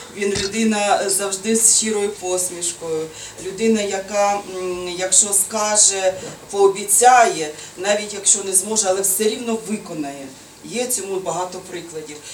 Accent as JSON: {"language": "Ukrainian", "town": "Sumy", "region": "Sumy Oblast", "country": "Ukraine"}